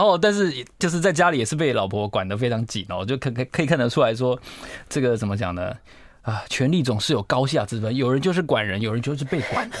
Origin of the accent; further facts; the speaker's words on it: Pingtung County, Taiwan; 我在屏东长大